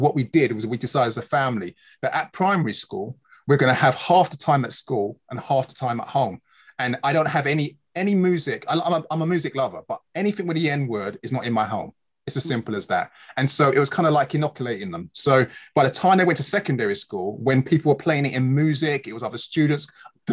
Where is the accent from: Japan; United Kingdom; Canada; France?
United Kingdom; London; In London. Here, London, Hackney. I was born in the UK